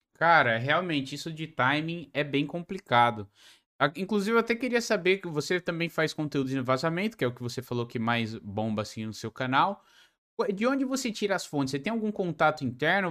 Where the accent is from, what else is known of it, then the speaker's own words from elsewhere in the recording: Joinville, Santa Catarina, Brazil; eu sou de Joinville